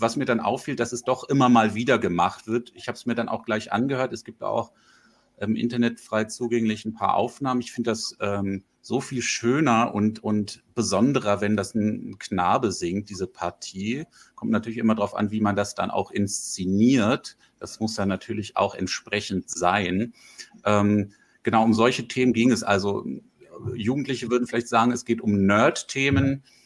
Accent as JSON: {"language": "German", "town": "Langenhagen", "region": "Lower Saxony", "country": "Germany", "tie": "born or raised there", "also_born_or_lived": "Braunschweig / Hanover", "moved": "yes", "lives_now": "Berlin, Germany", "said": "meine Eltern ähm, in die Nähe, in den Norden von Hannover gezogen, Langenhagen, äh, die Flughafenstadt. Und äh, ich bin da eigentlich auf dem Dorf aufgewachsen"}